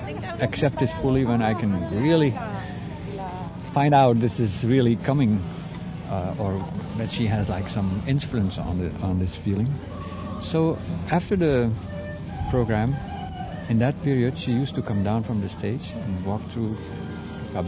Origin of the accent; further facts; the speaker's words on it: Belgium; I am from Belgium